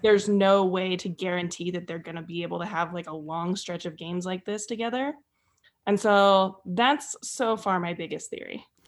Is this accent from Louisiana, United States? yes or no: no; north of the Bay Area, Northern California, United States; I'm from Northern California, but north of the Bay Area.